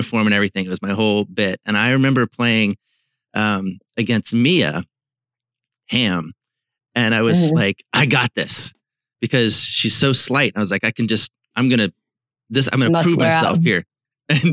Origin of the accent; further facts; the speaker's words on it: Virginia, United States; now in Seattle, United States; I grew up in Virginia and went to William & Mary